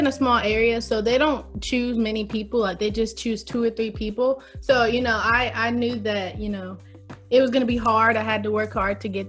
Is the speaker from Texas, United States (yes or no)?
no; St. George, South Carolina, United States; I'm from St. George, South Carolina